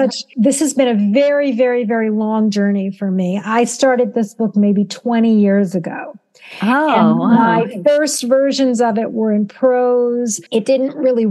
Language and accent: English; Southern Virginia, United States; a Jewish child of an immigrant father growing up in Southern Virginia during the 1960s